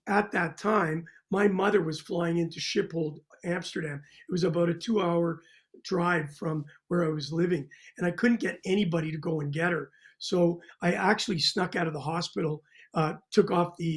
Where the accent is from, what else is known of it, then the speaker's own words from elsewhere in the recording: Canada; moved away as an adult; also born or lived in Eschweiler, Germany; being a Canadian and a hockey star